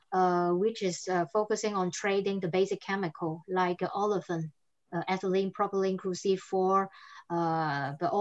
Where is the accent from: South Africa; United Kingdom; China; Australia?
China; southern China; first language Cantonese; English is a second language; moved away as an adult; also born or lived in France; now in Europe; I'm Chinese, but I've been like 12 years here in Europe, and I speak English, French, and Chinese. I grew up in the southern part of China. My mother tongue was Cantonese